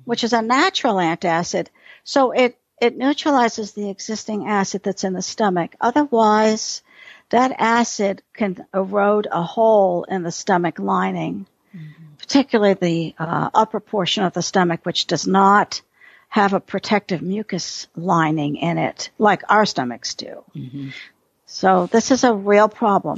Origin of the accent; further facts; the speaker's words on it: New York City, New York, United States; now in Texas, United States; I'm a city girl. I grew up in New York City